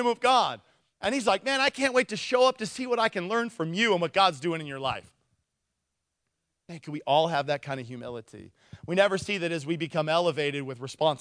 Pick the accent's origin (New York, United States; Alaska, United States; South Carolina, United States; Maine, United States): Alaska, United States; Nikiski; I'm from Nikiski